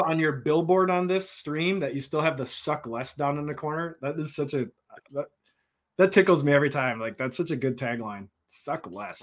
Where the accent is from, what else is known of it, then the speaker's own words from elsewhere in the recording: Minnesota, United States; We're from Minnesota.